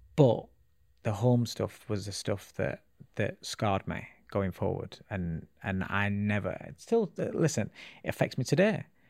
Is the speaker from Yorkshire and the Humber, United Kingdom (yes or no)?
yes; Sheffield, Yorkshire and the Humber, United Kingdom; also born or lived in Calcutta, India; I grew up in a place called Ecclesfield in Sheffield. So I'm a Sheffield boy.